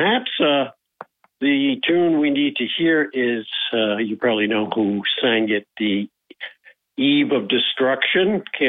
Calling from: Binghamton, New York, United States; from Binghamton.

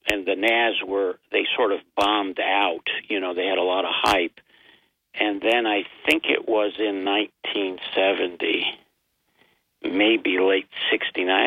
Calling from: Binghamton, New York, United States; John, did you miss me from Binghamton?

